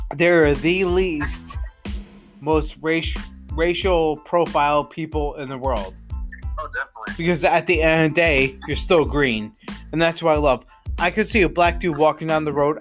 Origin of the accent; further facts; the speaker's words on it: Johnstown, New York, United States; I come from a uh, and I'll quote and quote this, Johnstown